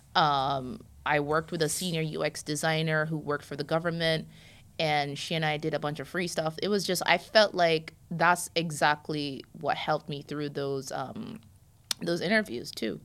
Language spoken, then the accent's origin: English; Jamaica; also born or lived in New York, United States; now in Florida, United States; I'm Jamaican